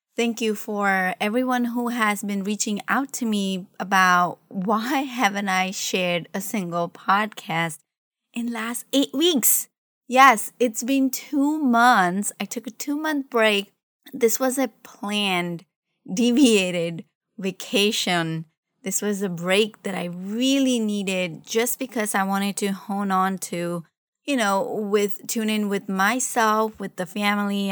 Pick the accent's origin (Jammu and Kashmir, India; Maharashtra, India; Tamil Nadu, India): Maharashtra, India; Mumbai; now in United States; I was from Mumbai